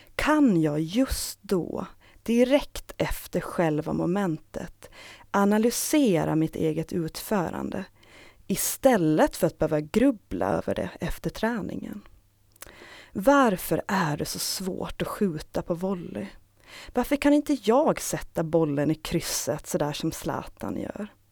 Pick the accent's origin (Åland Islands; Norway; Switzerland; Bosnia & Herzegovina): Åland Islands; Saltvik; now in Stockholm, Sweden; Jag har växt upp i Saltvik tillsammans med min familj